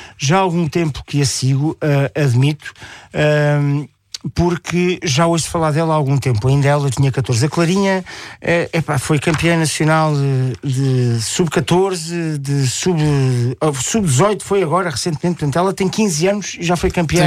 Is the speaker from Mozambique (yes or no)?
no; Portugal; eu sou português a abelhão pato, que é um português um bocadinho mais apurado